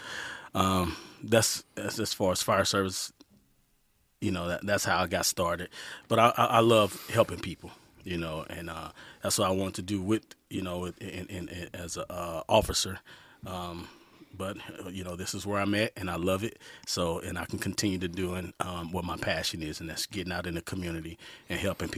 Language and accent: English; St. Louis, Missouri, United States; All right. From St. Louis, Missouri. Graduated in 1993 high school.